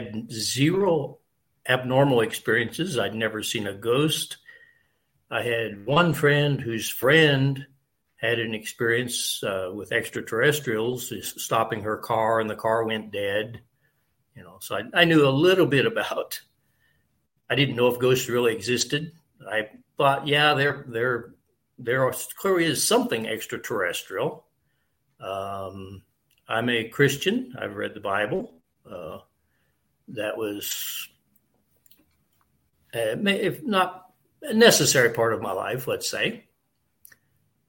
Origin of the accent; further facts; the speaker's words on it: Kansas, United States; moved away as an adult; now in Costa Rica; I'm originally from Kansas, but I bought a farm in Costa Rica 40 years ago, and I've been back here on my farm about 15 years now